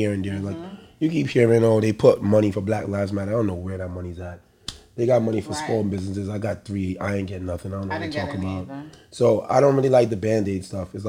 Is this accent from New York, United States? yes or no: yes; New York City, New York, United States; I'm a boy from the Bronx